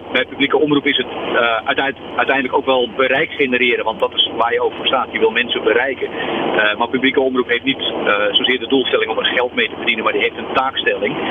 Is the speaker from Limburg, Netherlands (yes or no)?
no; Zeeuws-Vlaanderen, Zeeland, Netherlands; ik kom uit Zeeuws-Vlaanderen